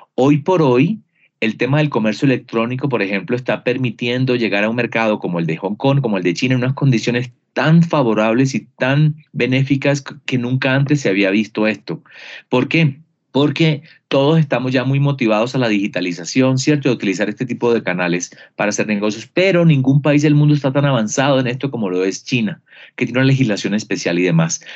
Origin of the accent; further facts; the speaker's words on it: Barranquilla, Atlántico, Colombia; Yo soy de Barranquilla, de la Universidad del Norte, provincia